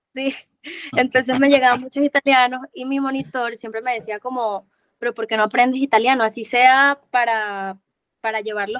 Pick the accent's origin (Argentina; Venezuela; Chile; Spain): Venezuela; moved away as an adult; also born or lived in Cali, Colombia; now in Medellín, Colombia; yo soy de Venezuela. Tengo ya cinco años acá en Colombia.